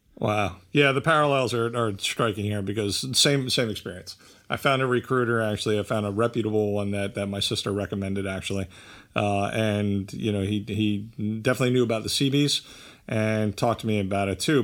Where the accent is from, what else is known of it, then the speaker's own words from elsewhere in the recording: Bridgewater, New Jersey, United States; I grew up in Bridgewater, uh, which is a little bit away